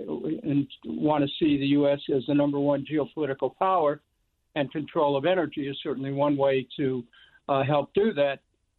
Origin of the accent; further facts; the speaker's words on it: Cleveland, Ohio, United States; I come from Cleveland, Ohio